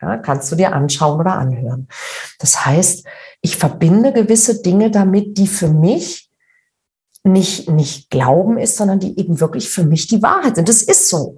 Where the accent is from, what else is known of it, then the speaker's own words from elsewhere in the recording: Northern Germany, Germany; wie man bei uns in Norddeutschen sagt